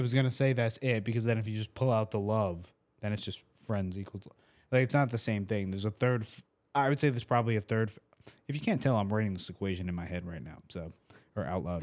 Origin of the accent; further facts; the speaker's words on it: Rhode Island, United States; now in Tampa, United States; I'm from Rhode Island